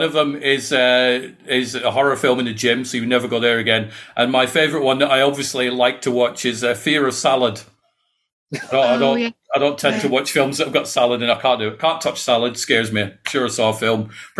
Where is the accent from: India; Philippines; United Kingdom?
United Kingdom; Scotland; now in England; No, well, originally I'm from Scotland. So I'm from Fife, but I moved down to England many, many years ago. So I've got like a mongrel accent.